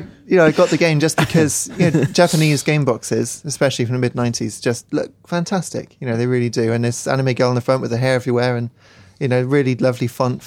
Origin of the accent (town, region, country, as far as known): Somerset, South West England, United Kingdom; born or raised there